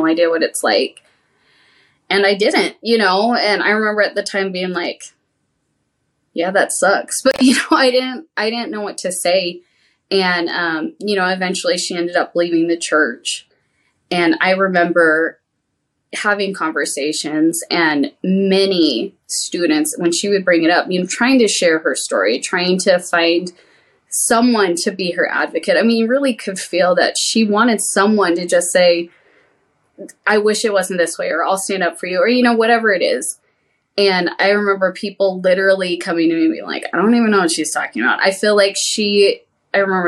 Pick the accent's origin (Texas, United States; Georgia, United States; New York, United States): Texas, United States; I grew up in Texas